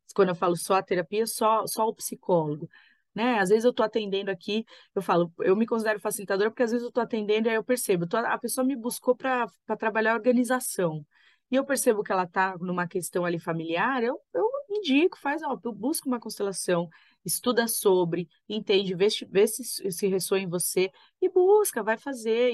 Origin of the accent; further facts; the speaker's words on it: Brazil; a gente nasceu aqui no Brasil